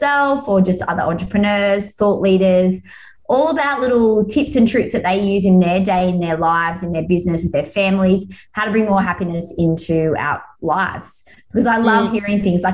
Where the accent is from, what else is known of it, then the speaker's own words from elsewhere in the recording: Australia; I had to come home to Australia.